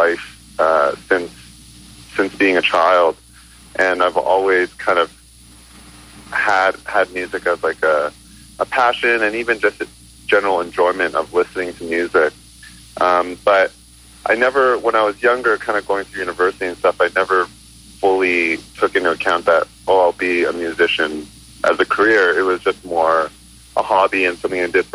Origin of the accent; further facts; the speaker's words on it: Toronto, Ontario, Canada; also born or lived in Hong Kong / Mississauga / Hamilton; I was born in Hong Kong, and I immigrated to Canada and grew up around between Mississauga, Toronto, and Hamilton growing up.